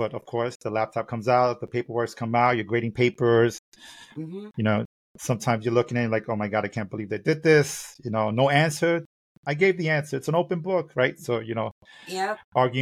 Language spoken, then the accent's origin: English; New York City, New York, United States; growing up in Brooklyn